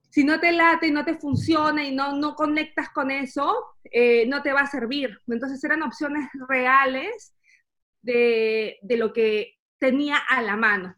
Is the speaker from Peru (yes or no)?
yes; Peru; moved away as an adult; now in Germany; soy peruana y vivo actualmente en Alemania hace dos años